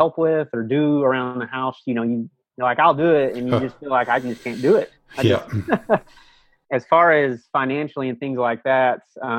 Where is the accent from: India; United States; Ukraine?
United States; Texas; I'm from Texas